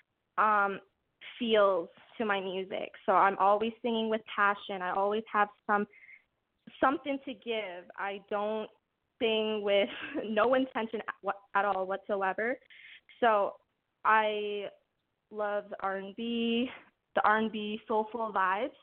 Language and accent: English; Calgary, Alberta, Canada; I'm from Calgary, Alberta